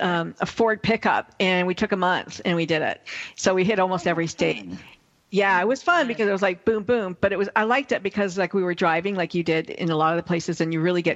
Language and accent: English; Canada; I'm Canadian here.